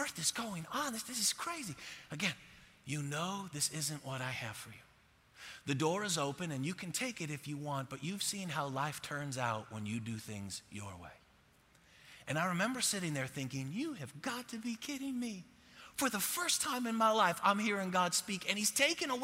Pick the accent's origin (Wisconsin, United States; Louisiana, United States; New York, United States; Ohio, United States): New York, United States; Buffalo; moved away as an adult; now in Texas, United States; I'm from Buffalo